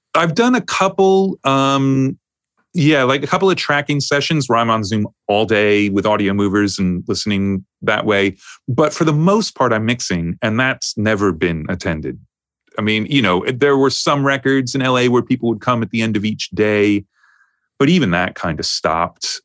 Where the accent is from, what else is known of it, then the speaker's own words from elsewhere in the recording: New York, United States; also born or lived in Los Angeles; now in United Kingdom; I grew up in New York